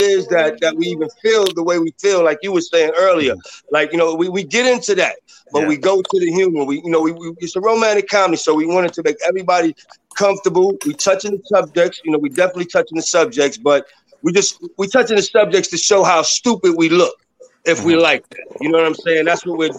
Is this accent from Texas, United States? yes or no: no; New York City, New York, United States; I grew up in the South Bronx, so I'm half Puerto Rican and half black.